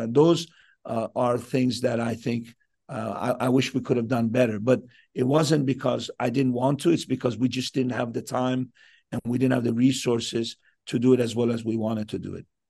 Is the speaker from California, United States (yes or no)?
yes; Southern California, United States; moved away as an adult; now in Vancouver, Canada; I was raised in Sou-, in Southern California.